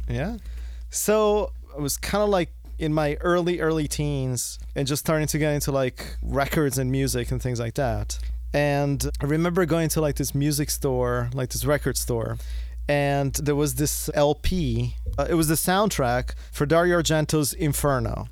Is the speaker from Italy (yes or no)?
yes; Florence, Tuscany, Italy; moved away; I'm originally from Italy. I was born in Florence, and I was living in Italy